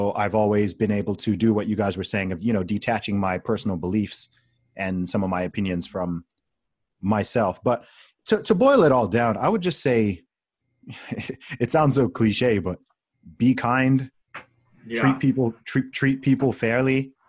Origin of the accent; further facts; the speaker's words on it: Saudi Arabia; since I was a kid, you know, growing up in Saudi Arabia, I was surrounded by all kinds of different people